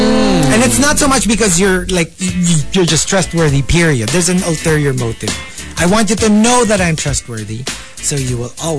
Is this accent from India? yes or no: no; Philippines; I was from the Philippines, that I wasn't from there.